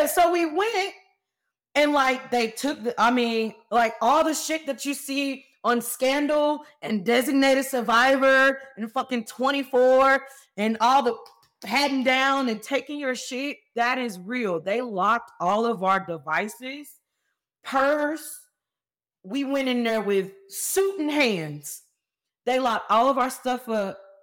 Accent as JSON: {"language": "English", "town": "Fort Worth", "region": "Texas", "country": "United States", "said": "I went back home. I'm from Fort Worth, Texas, right outside of Dallas"}